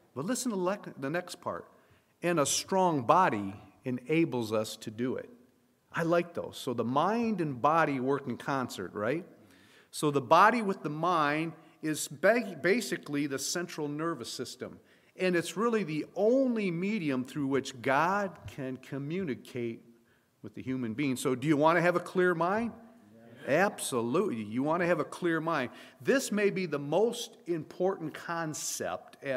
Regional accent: Flint, Michigan, United States; I was born and raised in Flint, Michigan

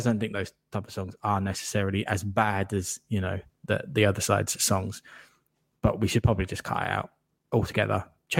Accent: England, United Kingdom; that was growing up in England.

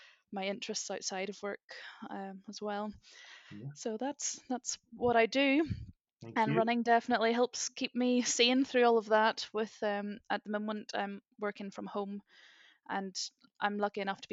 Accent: Northern Ireland, United Kingdom; moved away as an adult; also born or lived in St Andrews, Scotland; now in Dublin, Ireland; I'm actually in Dublin, but I am from Northern Ireland, as many people might pick out from the accent

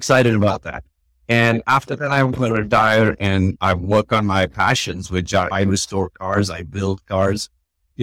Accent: Bangalore, Karnataka, India; also born or lived in United States; as a kid, growing up in Bangalore

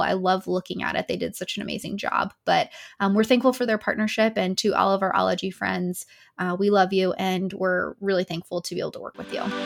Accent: Tennessee, United States; my home state of Tennessee

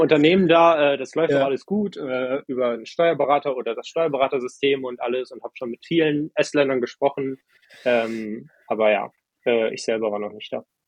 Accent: Germany; moved away as an adult; also born or lived in Estonia; Ich bin super privilegiert, in Deutschland äh, aufgewachsen zu sein

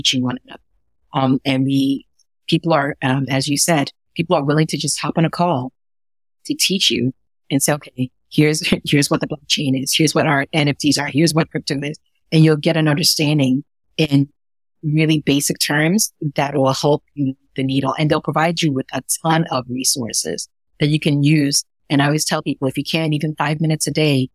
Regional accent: Ghana; now in New York City, United States; I was born in Ghana, West Africa, and I grew up in a small village

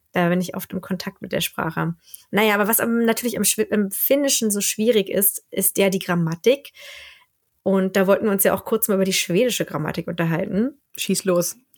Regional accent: Germany; accent: German; moved away as an adult; now in Sweden; ich habe halt einen schrecklichen deutschen Akzent, den ich auch nicht loskriege

